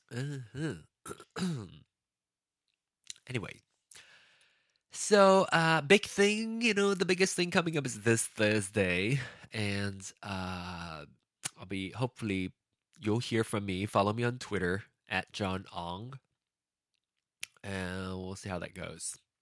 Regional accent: Malaysia; now in United States; I left Malaysia for a more progressive country

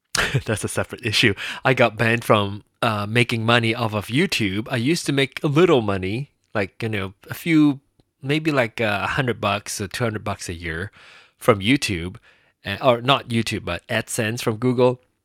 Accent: Penang, Malaysia; moved away; my hometown, my place of birth

